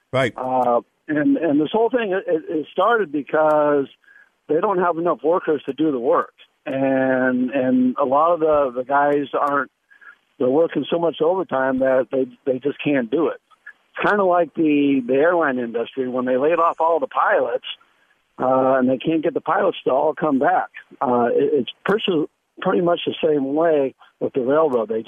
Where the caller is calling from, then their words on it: Sarasota, Florida, United States; from Sarasota.